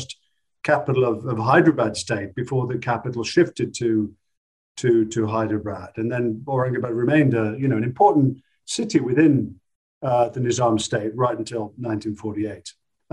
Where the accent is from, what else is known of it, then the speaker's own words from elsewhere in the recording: British Midlands, England, United Kingdom; I grew up in the British Midlands